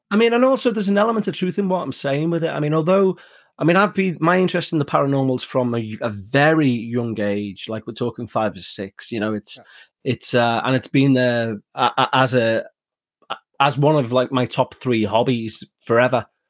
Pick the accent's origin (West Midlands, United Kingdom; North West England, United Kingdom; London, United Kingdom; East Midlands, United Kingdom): North West England, United Kingdom; Liverpool; I'm from Liverpool in England, and this is my mm-hmm. natural accent